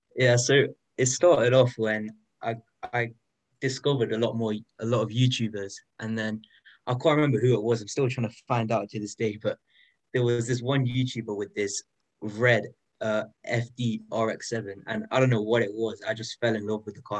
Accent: United Kingdom; I'm 15 and I'm from the United Kingdom

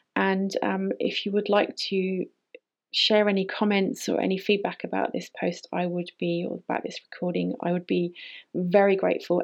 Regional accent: United Kingdom; moved away as an adult; also born or lived in Canary Islands; I decided that I was leaving the UK. I couldn't handle being there.

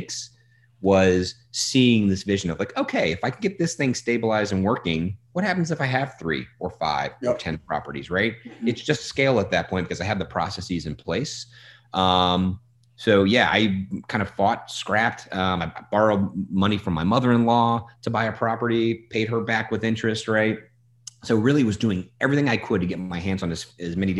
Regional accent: New Orleans, Louisiana, United States; moved away; I'm from New Orleans originally

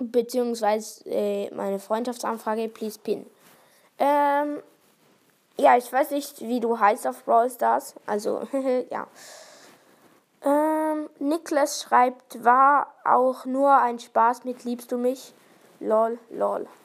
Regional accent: Thurgau, Switzerland; accent: Thurgau dialect; Ja, ich habe vielleicht den Thurgauer Dialekt, aber ich wohne nicht dort.

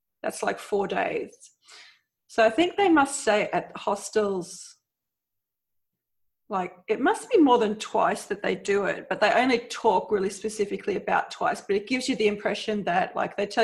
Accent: Australia; accent: Australian; I'm Australian, so that's my accent.

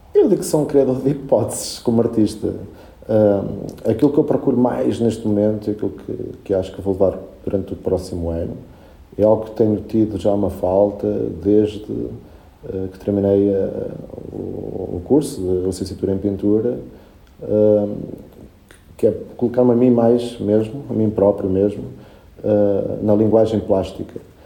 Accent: Portugal; first language Spanish; Portuguese is a second language; also born or lived in Puerto Cabello, Venezuela; eu, quando cheguei a Portugal, que tinha seis anos, uh, para mim foi um contraste por causa da língua e só falava espanhol, não percebia nada de português

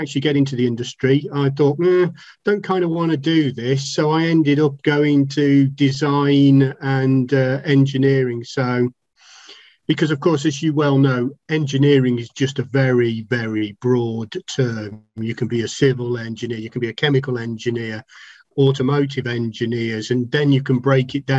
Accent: Telford, West Midlands, United Kingdom; I'm from Telford in Shropshire, England

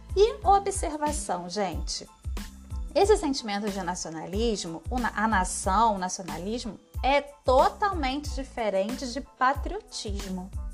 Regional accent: Brazil; Sou brasileira, vivo agora no Brasil.

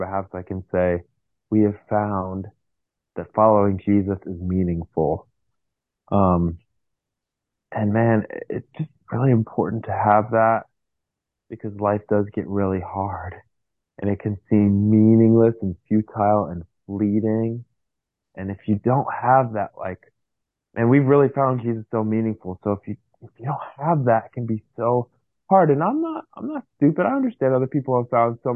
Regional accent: United States; I grew up in America

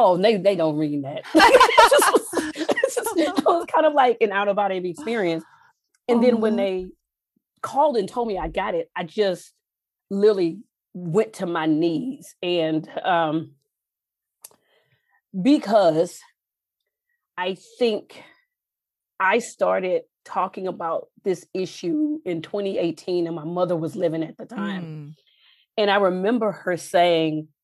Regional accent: Texas, United States; I grew up in Texas

